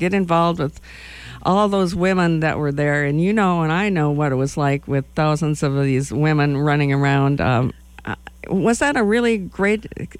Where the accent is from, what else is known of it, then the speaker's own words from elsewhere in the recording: Madison, Wisconsin, United States; moved away as an adult; now in Lincoln, United States; I'm from Madison, Wisconsin.